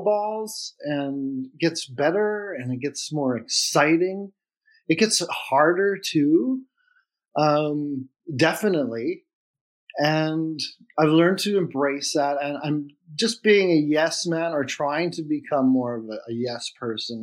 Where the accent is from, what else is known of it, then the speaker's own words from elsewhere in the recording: Flin Flon, Manitoba, Canada; I was born in Flin Flon and then fostered out into a foster home.